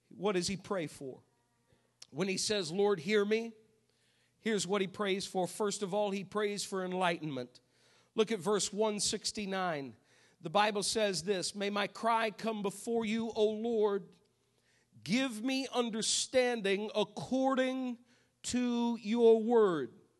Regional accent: New England, United States; moved away; I grew up in New England

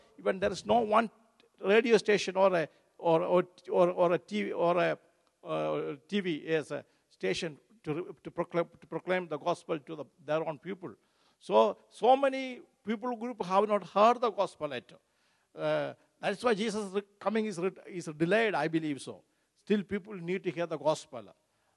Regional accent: Kerala, India; moved away; my home state, Kerala

